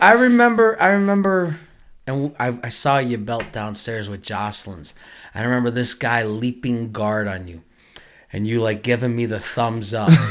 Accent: Buffalo, New York, United States; I was from Buffalo, New York

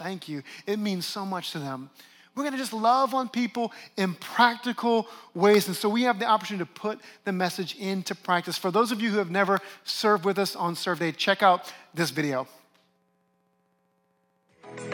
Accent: New Orleans, Louisiana, United States; moved away; my hometown of New Orleans

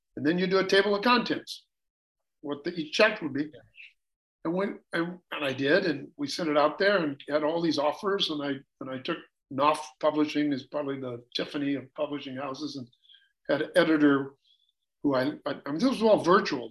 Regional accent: United States; I'm a classic American.

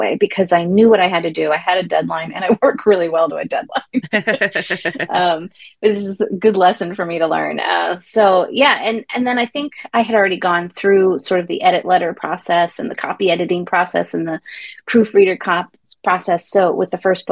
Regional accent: Santa Cruz, California, United States; also born or lived in Greece; I grew up in Santa Cruz

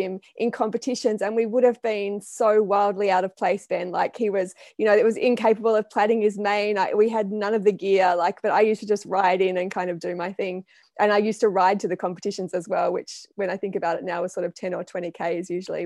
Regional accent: Blue Mountains, New South Wales, Australia; moved away; I'm from Australia originally, and I was born in the Blue Mountains

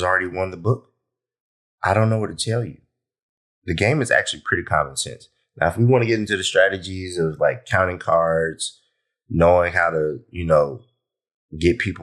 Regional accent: Columbus, Georgia, United States; I'm from Georgia. If you know me, from Columbus, Georgia, not from Atlanta

